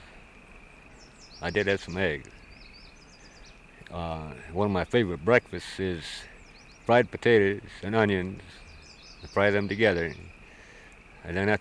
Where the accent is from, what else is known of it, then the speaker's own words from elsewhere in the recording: Vancouver, Washington, United States; moved away as an adult; now in Wisdom, United States; I'm originally from Vancouver, Washington, but I've been doing some work in Montana, and that's where my car is registered at now